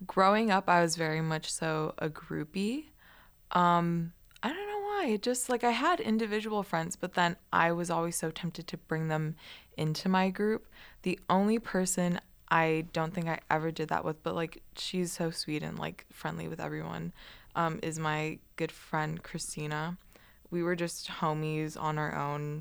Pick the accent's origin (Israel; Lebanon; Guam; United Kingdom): Guam; moved away as an adult; I grew up on Guam and Island, that's very like, ethnically diverse